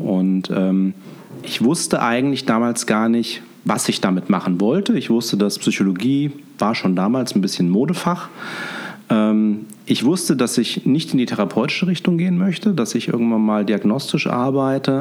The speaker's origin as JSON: {"language": "German", "town": "Fulda", "region": "Hesse", "country": "Germany", "tie": "born or raised there", "also_born_or_lived": "Münster / Cologne", "moved": "as an adult", "lives_now": "Düsseldorf, Germany", "said": "Ich bin äh, Osthesse, ich bin in Fulda geboren und ähm, ja, bin dann über das äh, Studium ins Rheinland gekommen."}